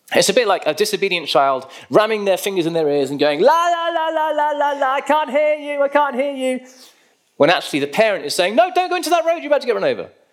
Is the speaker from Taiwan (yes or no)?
no; United Kingdom; we're British